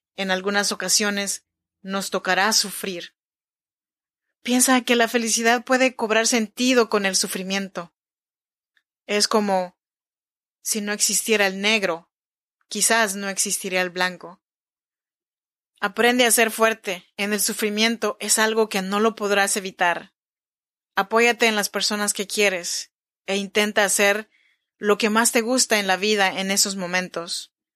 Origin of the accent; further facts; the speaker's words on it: Chinantla region, Oaxaca, Mexico; now in Sacramento, United States; Yo soy mexicana, oaxaqueña, de la región chinanteca. Te saludo desde Sacramento, California